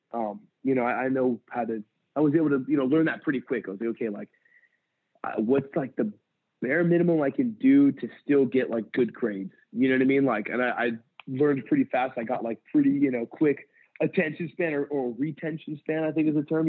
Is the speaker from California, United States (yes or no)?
yes; San Pedro, California, United States; also born or lived in Santa Cruz, California; I grew up in San Pedro, California, and uh, I I left there. I just turned 18